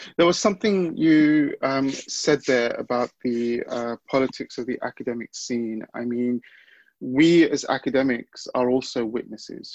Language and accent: English; London, United Kingdom; growing up in London, uh, boys of my background and the neighborhood I was growing up